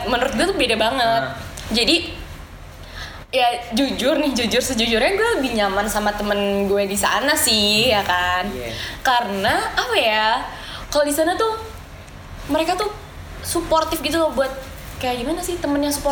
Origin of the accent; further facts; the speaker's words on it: Surabaya, East Java, Indonesia; dulu di Surabaya mm-hmm. gue tuh dari SD sampai gue SMK yang DKV itu gue selalu tiap hari tuh bawa bekal makan